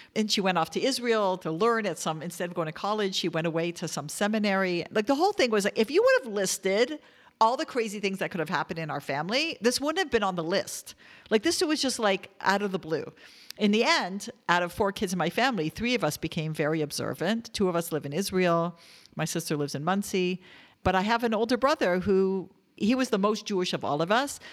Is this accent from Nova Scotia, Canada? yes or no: no; Toronto, Ontario, Canada; I grew up in Toronto, Canada